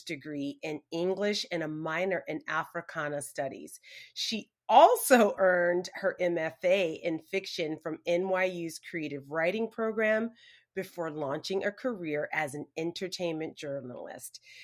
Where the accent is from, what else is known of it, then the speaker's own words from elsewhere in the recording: Montgomery, Alabama, United States; I'm from Montgomery.